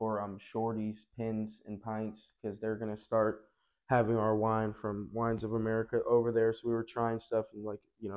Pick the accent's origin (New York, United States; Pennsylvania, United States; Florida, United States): Florida, United States; moved away; I'm originally from Florida